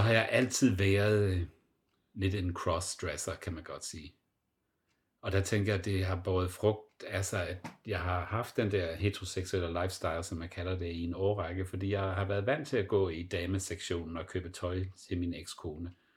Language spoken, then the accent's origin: Danish; Southern Jutland, Southern Denmark, Denmark; moved away as an adult; also born or lived in Copenhagen / Frankfurt; jeg er opvokset med tyskerne i Sønderjylland